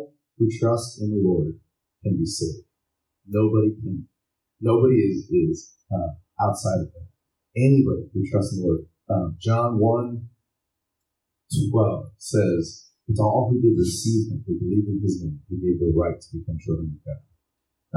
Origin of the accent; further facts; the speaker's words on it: Wyoming, United States; I'm from Wyoming and there's a lot of farms and ranches in Wyoming